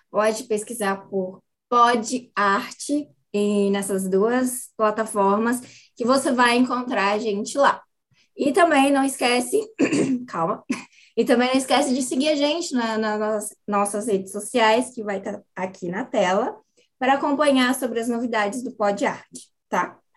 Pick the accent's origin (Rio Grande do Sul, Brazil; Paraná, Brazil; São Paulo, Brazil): São Paulo, Brazil; Tatuí; also born or lived in Brasília / Belo Horizonte / São José do Rio Preto / Varginha; now in Porto Alegre, Brazil; Eu estou em Porto Alegre, não sou de Porto Alegre, mas estou morando em Porto Alegre. Na verdade, sou de São Paulo, Tatuí.